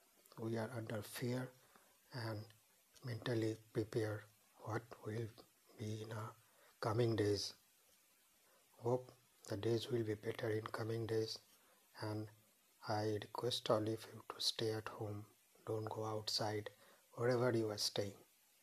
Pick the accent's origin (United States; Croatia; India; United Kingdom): India; from India. Still I am in lockdown at my home